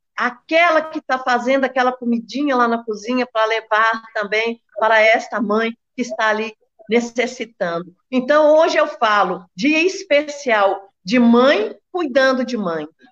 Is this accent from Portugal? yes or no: no; Belo Horizonte, Minas Gerais, Brazil; moved away as an adult; now in Betim, Brazil; sou nascida e criada em Belo Horizonte, há 43 anos moro em Betim